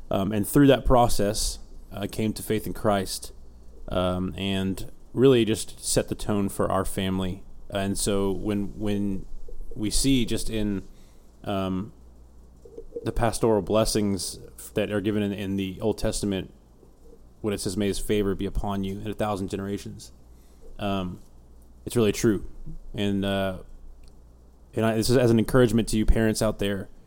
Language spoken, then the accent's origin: English; Houston, Texas, United States; also born or lived in Alaska / Colorado / England; I was born in Houston. We quickly moved to Alaska for six months, Colorado for four years, back to Houston, England for two years, back to Houston since 1998